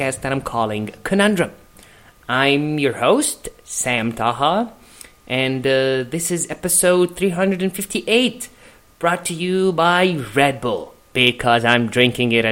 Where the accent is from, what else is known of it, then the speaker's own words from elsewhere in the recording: Egypt; moved away as an adult; now in Los Angeles, United States; I'm a comedian, I'm from Egypt, which kind of explains the accent